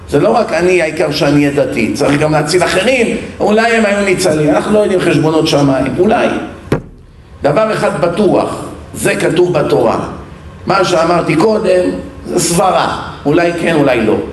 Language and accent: Hebrew; Bat Yam, Tel Aviv District, Israel; אני גדלתי בבת ים, ים